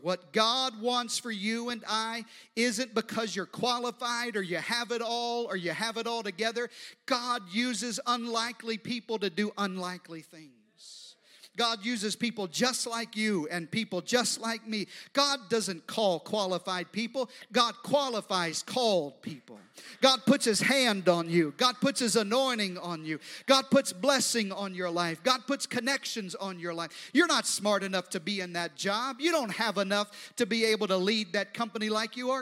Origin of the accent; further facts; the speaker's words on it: the Deep South and the East Coast, United States; now in Texas, United States; I grew up uh, in the deep south and on the east coast